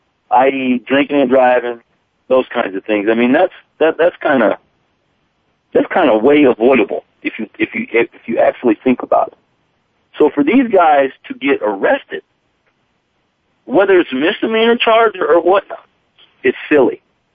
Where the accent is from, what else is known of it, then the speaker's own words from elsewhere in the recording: Wyoming, United States; I'm in Wyoming, okay? And I've been in Wyoming my whole life.